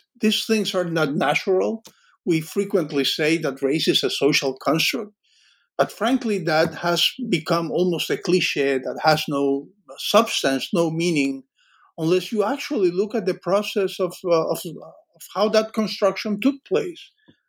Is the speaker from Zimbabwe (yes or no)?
no; Cuba; I grew up in Cuba, but we both had experienced this.